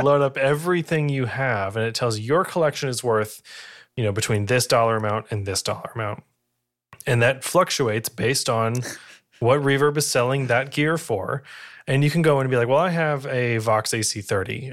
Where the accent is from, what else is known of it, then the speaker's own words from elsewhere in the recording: New England, United States; I am from New England